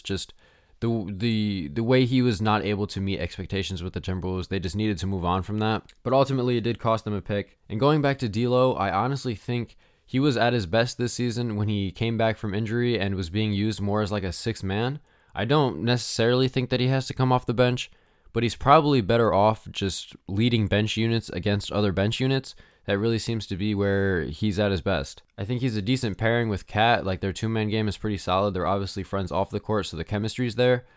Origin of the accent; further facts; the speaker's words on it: Charlotte, North Carolina, United States; the Hornets, my hometown team